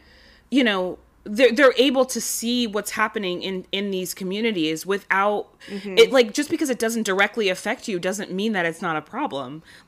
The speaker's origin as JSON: {"language": "English", "region": "New York", "country": "United States", "said": "Now, I'm from New York, so I was taught a very, very different story in school about how we are here"}